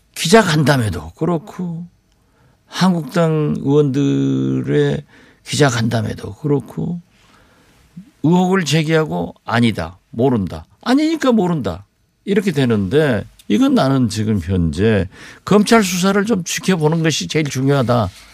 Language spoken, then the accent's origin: Korean; Jindo, South Jeolla, South Korea; moved away; 우리 고향 진도